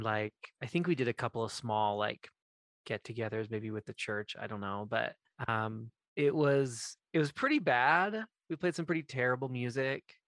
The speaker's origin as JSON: {"language": "English", "region": "Maine", "country": "United States", "tie": "born or raised there", "said": "I grew up in Maine"}